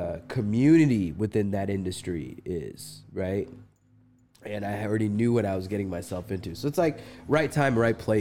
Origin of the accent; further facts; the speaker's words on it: Chicago, Illinois, United States; moved away as an adult; also born or lived in Dallas, Texas; I was born in Chicago.